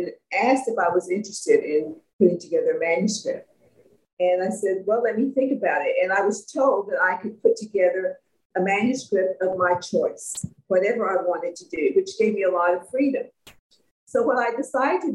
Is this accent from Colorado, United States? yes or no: no; McGregor, Texas, United States; also born or lived in Austin, Texas; I was born in a little town about 90 miles north of Austin called McGregor.